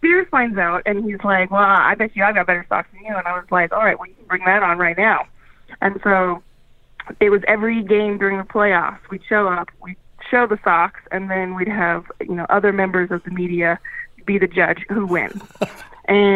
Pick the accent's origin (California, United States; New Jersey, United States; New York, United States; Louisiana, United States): California, United States; Paradise; moved away as an adult; now in Utah, United States; I'm from Paradise, California, which, as we all know, was the town that burned down